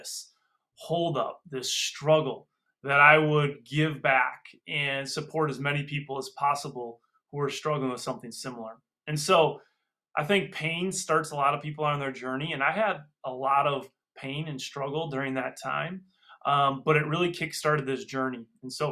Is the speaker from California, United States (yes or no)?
no; Freedom, Wisconsin, United States; I'm from Freedom, Wisconsin